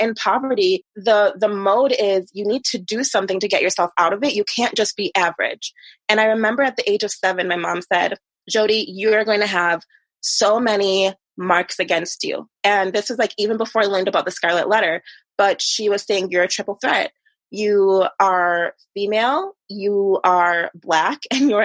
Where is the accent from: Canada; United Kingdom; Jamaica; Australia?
Jamaica; moved away; even back in Jamaica, there was like a certain class system